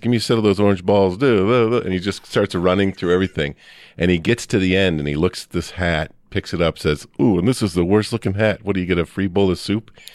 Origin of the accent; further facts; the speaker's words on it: Midwest, United States; I'm a kid from the Midwest